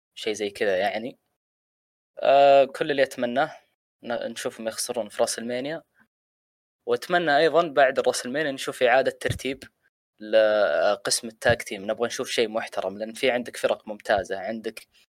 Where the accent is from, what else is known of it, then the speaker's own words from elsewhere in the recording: Saudi Arabia; عندنا هنا في السعوديه